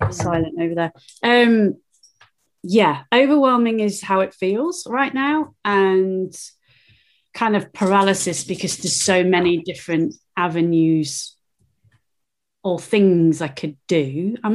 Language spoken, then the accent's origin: English; England, United Kingdom; now in Peebles, United Kingdom; physically, I am just south of Edinburgh in a town called Peebles. Um, I've been in Scotland for nearly 30 years. I am English and planning a move back to England permanently, imminently.